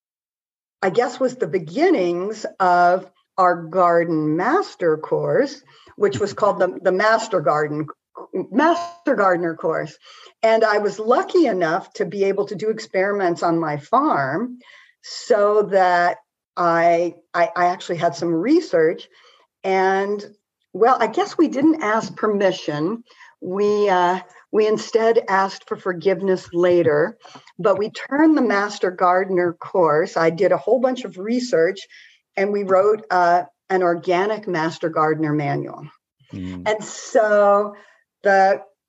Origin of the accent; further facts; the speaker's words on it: Montana, United States; I grew up in Montana